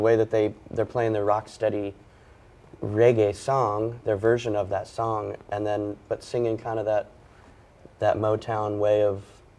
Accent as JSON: {"language": "English", "country": "Ireland", "tie": "born there", "said": "I was born in Ireland"}